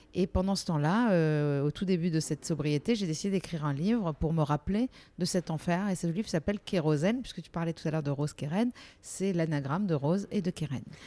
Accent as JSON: {"language": "French", "town": "Nice", "region": "Provence-Alpes-Côte d'Azur", "country": "France", "also_born_or_lived": "Paris", "moved": "as an adult", "said": "j'ai quitté Nice et je suis montée à Paris. Je dis montée parce qu'on est, on est niçois ou on l'est pas"}